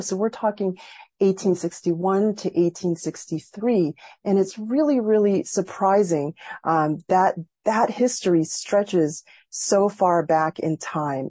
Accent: Massachusetts, United States; a Filipino American growing up in Massachusetts

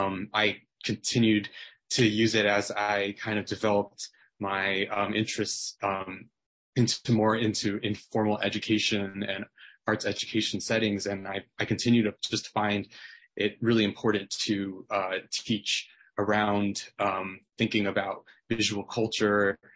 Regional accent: United States; even though I'm not Korean, I'm Taiwanese American

